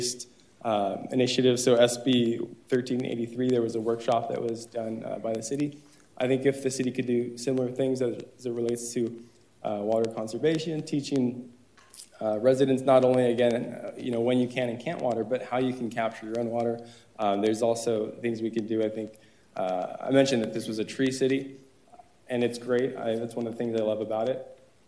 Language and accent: English; Tustin, California, United States; also born or lived in Orange, California; Born and raised in Tustin, but moved to Orange